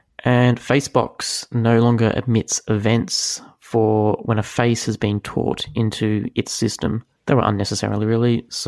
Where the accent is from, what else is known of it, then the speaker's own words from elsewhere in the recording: Australia; As an Aussie